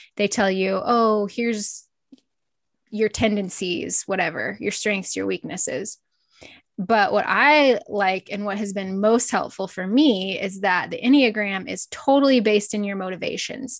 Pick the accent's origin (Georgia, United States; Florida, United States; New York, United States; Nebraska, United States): Nebraska, United States; Northeast; I grew up in Northeast Nebraska on a small feed yard